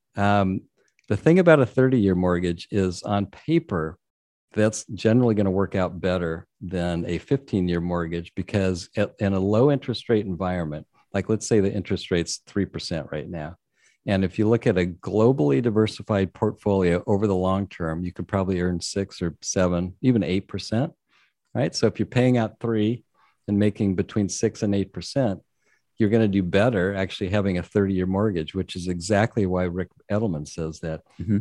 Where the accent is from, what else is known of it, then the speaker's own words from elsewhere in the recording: San Diego, California, United States; I'm in San Diego, born and raised in San Diego, so I've never spent a winter in New England